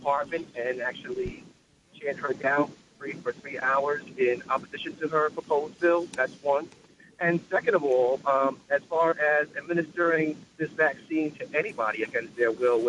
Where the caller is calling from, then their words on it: Long Island, New York, United States; I'm calling from Long Island